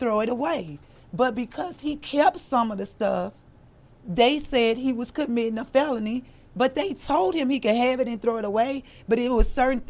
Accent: Louisiana, United States; moved away as an adult; also born or lived in Baton Rouge / Texas; now in Dallas, United States; I'm from Louisiana.

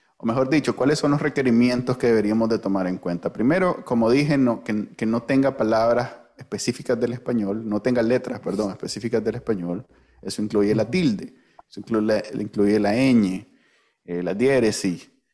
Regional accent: Nicaragua

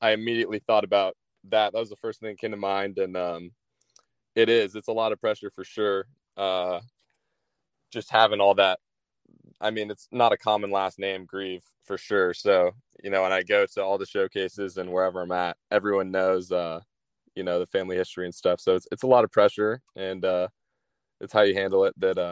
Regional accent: Dallas, Texas, United States; also born or lived in San Diego, California; now in California, United States; I grew up in Texas

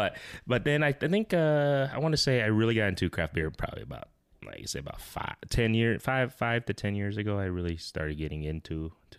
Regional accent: Iowa, United States; I was born and raised in Iowa.

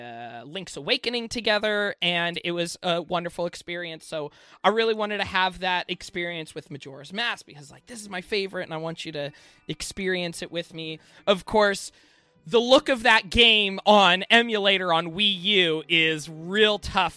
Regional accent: Alaska, United States; moved away; I grew up in Alaska and I'm not living there anymore

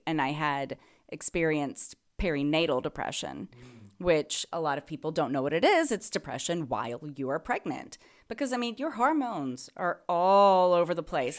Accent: the South, United States; moved away; I'm from the South

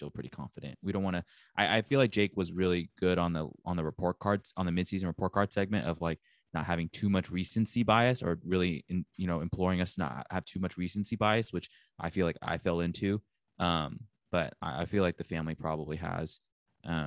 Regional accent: Houston, Texas, United States; I'm from Houston

